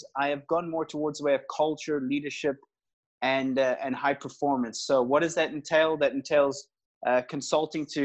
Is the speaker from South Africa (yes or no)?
yes; South Africa; also born or lived in Northern Ireland; I was born in Northern Ireland. I was actually born in the same hospital as Rory McIlroy, the golfer. Then immigrated to South Africa. So that's probably where you hear the accent from when I was 6 years old. I was educated in South Africa